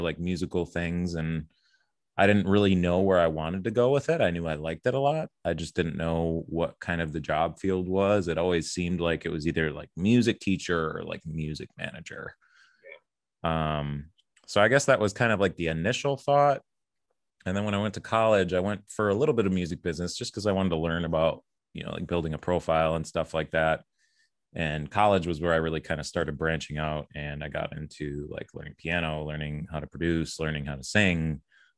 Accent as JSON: {"language": "English", "town": "Oak Creek", "region": "Wisconsin", "country": "United States", "tie": "born or raised there", "also_born_or_lived": "South Milwaukee", "said": "I was actually born in South Milwaukee, technically, but most of my childhood was in Oak Creek, pretty much from four going all the way through high school"}